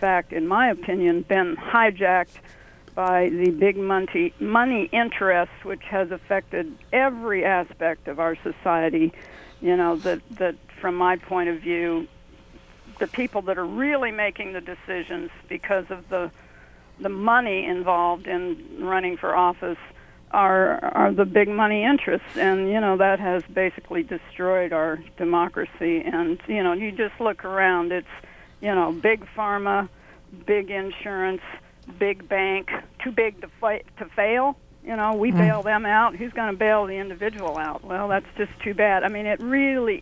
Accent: Bloomington, Indiana, United States; I grew up in Bloomington

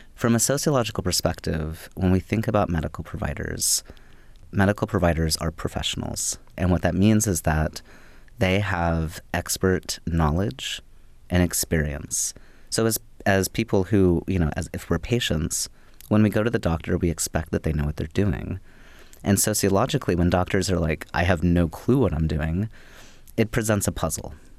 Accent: Louisville, Kentucky, United States; moved away as an adult; also born or lived in Bloomington, Indiana; I grew up in Louisville, Kentucky, and moving to Bloomington, Indiana, it was the first, it was the first place that I moved away from

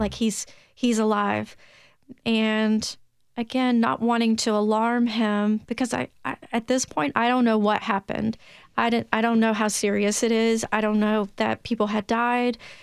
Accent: Williamson County, Tennessee, United States; accent: Tennessee twang; also born or lived in Memphis, Tennessee; now in Nashville, United States; I was born and raised in Tennessee.

